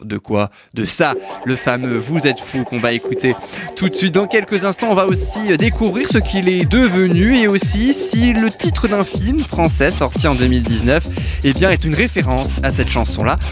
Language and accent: French; France; chez nous en France